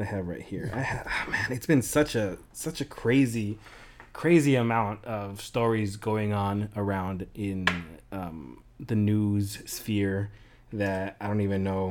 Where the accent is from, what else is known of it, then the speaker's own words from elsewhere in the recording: California, United States; now in Erfurt, Germany; We are from California. Currently, I live in Erfurt, Germany